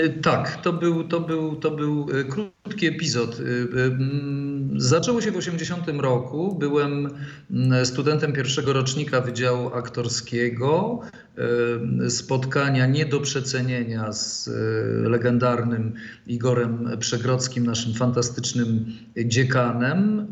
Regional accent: Jarosław, Subcarpathian Voivodeship, Poland; also born or lived in Rzeszów / Wrocław / Kalisz; now in Zielona Góra, Poland; Urodziłem się w Jarosławiu w 60 roku, a potem moi rodzice, którzy byli aktorami Teatru Kacperek w Rzeszowie

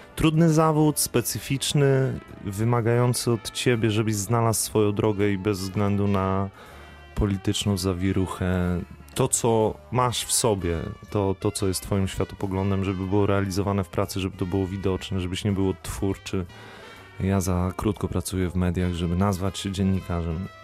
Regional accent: Warmian-Masurian Voivodeship, Poland; now in Wrocław, Poland; u mnie na Warmii i Mazurach

